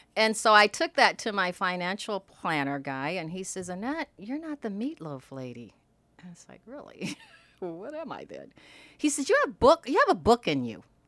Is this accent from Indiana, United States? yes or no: yes; Indiana, United States; growing up in Indiana